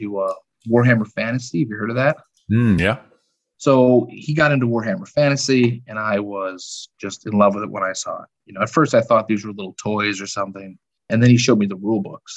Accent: Chicago, Illinois, United States; I was born and raised in the suburbs of Chicago, Southwest Side. Yeah, I've been here my whole life

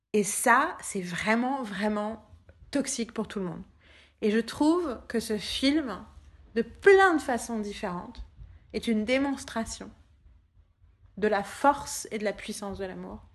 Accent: Paris, Île-de-France, France

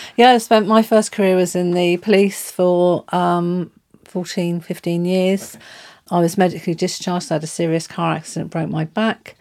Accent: Southampton area, near Whiteley/Fareham, South East England, United Kingdom; I come from Southampton area, just outside of Whitney, actually, just the other side of Fareham.

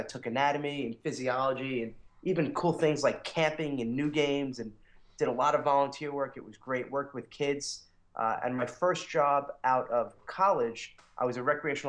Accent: New York, United States; accent: New York; now in Connecticut, United States; and I grew up in New York, if you couldn't tell from my accent. Although I'm starting to lose it a little

